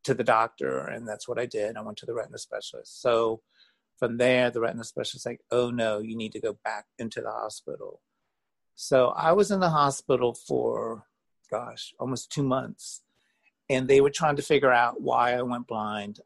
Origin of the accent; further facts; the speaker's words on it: Virginia, United States; moved away as an adult; also born or lived in Las Vegas; I grew up in Virginia